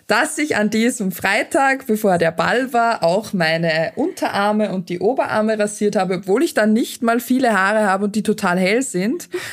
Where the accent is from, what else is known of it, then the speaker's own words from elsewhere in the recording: Austria; bei uns in Österreich ist es so, dass man hin und wieder noch so einen Debütantenball hat